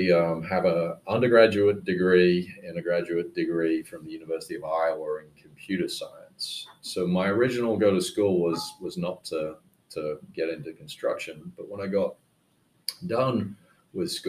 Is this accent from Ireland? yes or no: no; United Kingdom; moved away as an adult; now in United States; I went back to the UK and worked for a startup